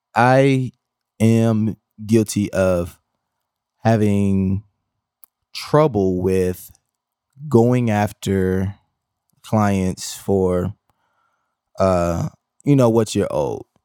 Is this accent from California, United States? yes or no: no; Milwaukee, Wisconsin, United States; I come from Milwaukee, Wisconsin